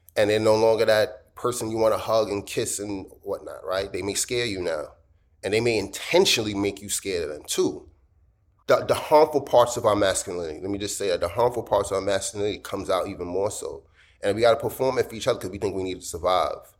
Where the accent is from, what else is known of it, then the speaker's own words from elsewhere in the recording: New York City, New York, United States; I'm American. I was born here. Of course, I, I, brag about Brooklyn